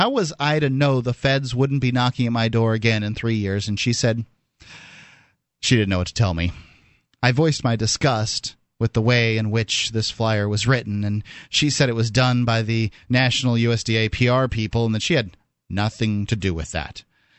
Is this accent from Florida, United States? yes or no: yes; Florida, United States; I don't know anything about citrus greening, but I am from Florida, and we know a little bit about citrus canker.